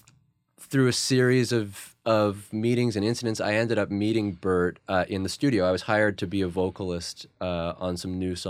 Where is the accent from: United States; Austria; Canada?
Canada; Saskatoon, Saskatchewan; I grew up in Saskatoon, Saskatchewan, Canada, mm-hmm. so the haven of blues rock.